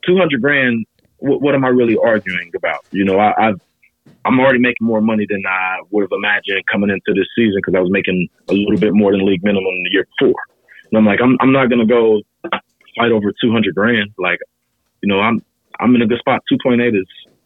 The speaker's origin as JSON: {"language": "English", "town": "Cincinnati", "region": "Ohio", "country": "United States", "tie": "born or raised there", "said": "my hometown in Cincinnati"}